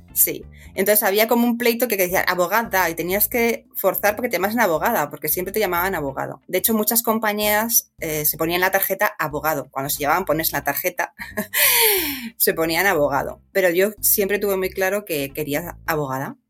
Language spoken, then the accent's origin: Spanish; Madrid, Community of Madrid, Spain; moved away as an adult; also born or lived in Pozuelo de Alarcón; nací en Madrid, sí, soy madrileña